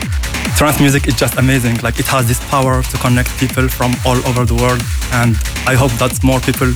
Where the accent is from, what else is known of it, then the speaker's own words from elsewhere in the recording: United Arab Emirates; now in France; So originally, I am from Emirates. So now I live and work in France.